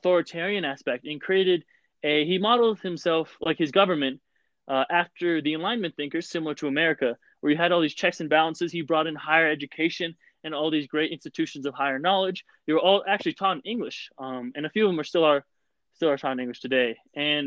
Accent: Vail, Colorado, United States; I'm a first-generation American, born and raised in Vail, Colorado

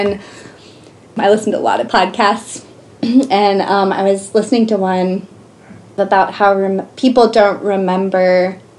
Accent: Oklahoma, United States; moved away as an adult; now in Missoula, United States; we came from Oklahoma, which at the time had the second lowest cost of living in the nation. And moving to Missoula was a huge reality check

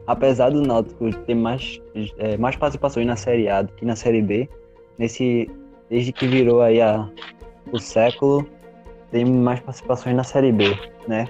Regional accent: Pernambuco, Brazil; a gente é de Pernambuco.

